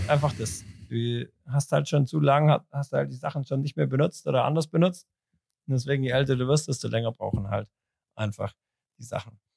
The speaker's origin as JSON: {"language": "German", "region": "Zurich", "country": "Switzerland", "said": "bei uns in Zürich"}